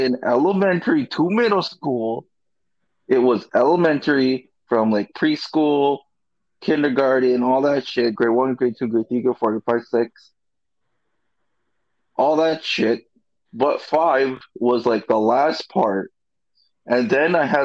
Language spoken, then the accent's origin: English; Philippines; I'm a Filipino.